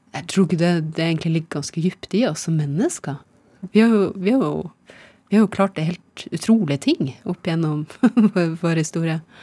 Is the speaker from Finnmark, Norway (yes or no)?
yes; Nesseby, Finnmark, Norway; moved away as an adult; also born or lived in Rana, Nordland / Rognan, Nordland; now in Nittedal, Norway; Jeg er født i Rana, Nordland. Ja. Og så har jeg vokst opp mesteparten eh, av eh, oppveksten i, i Finnmark, ja. i Nesseby